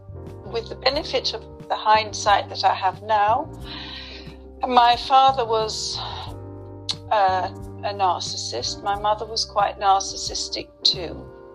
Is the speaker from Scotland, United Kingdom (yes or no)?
no; London, United Kingdom; In London.